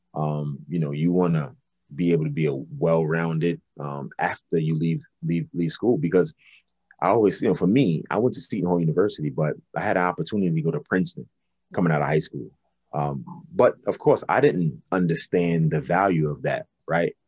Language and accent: English; New York City, New York, United States; moved away as an adult; also born or lived in Jamaica, Queens / Czech Republic / Poland / Belgium; Brooklyn, you know, raised me and, and, and, the, the way I was raised in Brooklyn